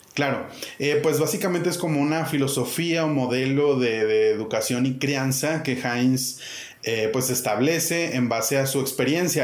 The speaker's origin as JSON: {"language": "Spanish", "town": "Monterrey", "region": "Nuevo León", "country": "Mexico", "tie": "born or raised there", "moved": "as an adult", "lives_now": "Chiapas, Mexico", "said": "Yo soy originario de Monterrey"}